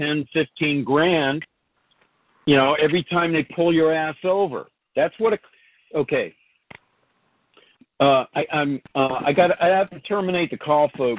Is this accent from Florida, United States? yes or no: no; Bay Area, California, United States; I lived in grew up in the Bay Area. I moved to Southern California, then I moved back to the Bay Area